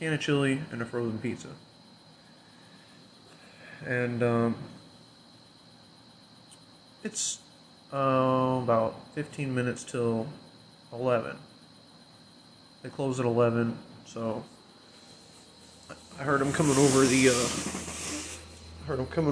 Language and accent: English; Illinois, United States; here in my hometown, in Illinois